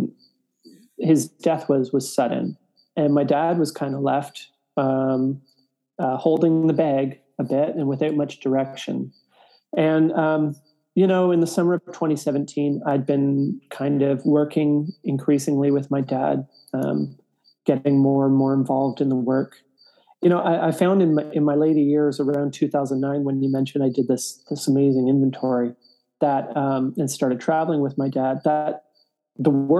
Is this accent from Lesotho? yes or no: no; Toronto, Ontario, Canada; now in Prince Edward County, Canada; I was born and raised in Toronto, but in my late teens moved with my parents to a place called Prince Edward County